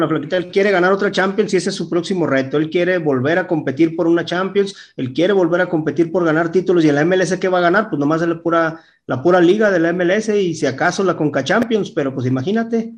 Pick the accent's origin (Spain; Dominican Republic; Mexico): Mexico; nuestra selección mexicana